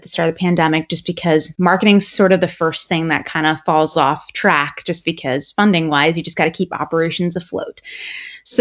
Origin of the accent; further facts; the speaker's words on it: Ellicott City, Maryland, United States; moved away as an adult; now in Maine, United States; I'm from Maryland. I'm from Ellicott City, which is a little bit outside of Baltimore.